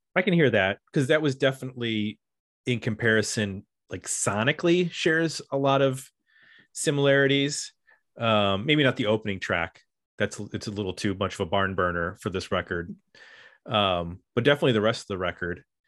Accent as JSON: {"language": "English", "town": "Buffalo", "region": "New York", "country": "United States", "tie": "born or raised there", "said": "whenever my hometown gets a shout out, I definitely take note"}